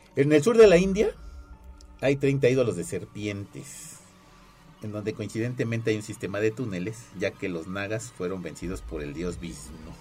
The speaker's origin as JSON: {"language": "Spanish", "country": "Mexico", "said": "nosotros como mexicanos"}